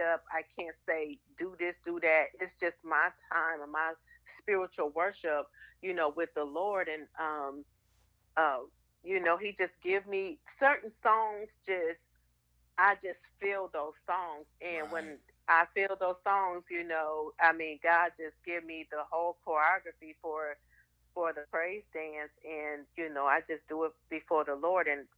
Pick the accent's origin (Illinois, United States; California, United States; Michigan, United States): Michigan, United States; Muskegon; I grew up in Muskegon, Michigan